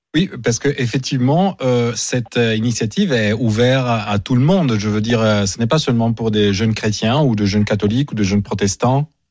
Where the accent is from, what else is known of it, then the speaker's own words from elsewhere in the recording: Italy; je suis italien aussi